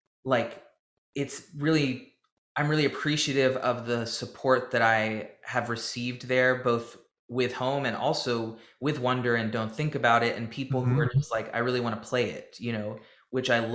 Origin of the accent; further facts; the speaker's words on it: Nashville, Tennessee, United States; growing up in Nashville, you know, all I knew, and this town is still a very label-driven town